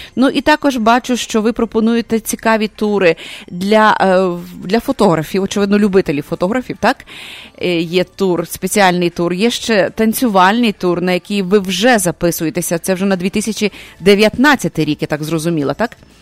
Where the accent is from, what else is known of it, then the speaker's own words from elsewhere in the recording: Lviv, Lviv Oblast, Ukraine; я львів'янка